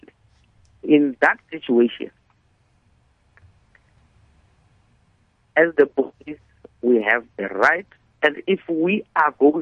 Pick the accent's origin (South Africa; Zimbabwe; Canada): South Africa; as a South African